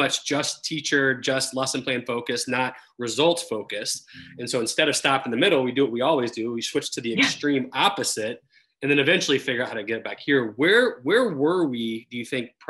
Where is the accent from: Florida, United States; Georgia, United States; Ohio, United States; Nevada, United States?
Florida, United States; moved away as an adult; also born or lived in Texas; I grew up in Florida, went to college in Texas